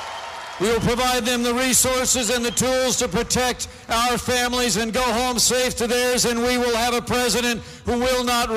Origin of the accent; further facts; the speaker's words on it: Indiana, United States; I'm from Indiana